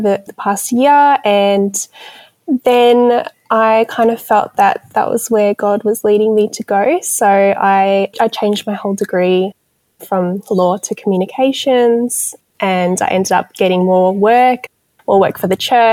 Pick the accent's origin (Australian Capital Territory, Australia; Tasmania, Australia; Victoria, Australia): Victoria, Australia; Melbourne; moved away; also born or lived in Newcastle, New South Wales; I am originally from Melbourne, and then I moved to Newcastle with my mum, and I lived there for 10 years, and then I just moved back to Melbourne.